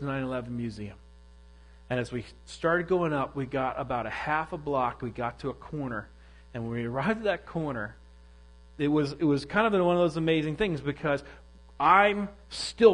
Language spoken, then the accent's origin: English; New York, United States; moved away; I'm from New York originally